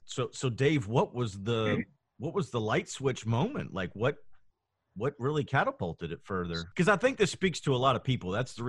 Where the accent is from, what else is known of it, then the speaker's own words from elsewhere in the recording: Louisville, Kentucky, United States; I was born and raised in Louisville.